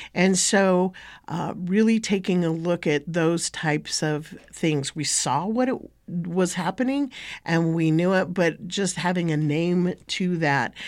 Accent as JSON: {"language": "English", "country": "United States", "said": "I come from Techi'tni and Toriya'tchi'tni, Bashesh'i, the Dene Nation."}